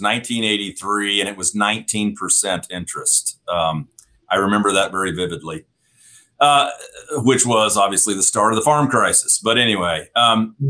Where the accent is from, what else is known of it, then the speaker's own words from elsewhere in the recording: Northwest Missouri, United States; I'm a farmer from Northwest Missouri